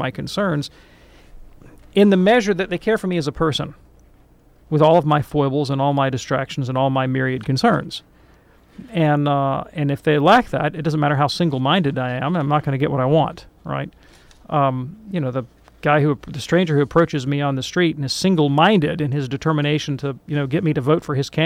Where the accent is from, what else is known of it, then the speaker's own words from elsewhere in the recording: Deep South, United States; I'm from the Deep South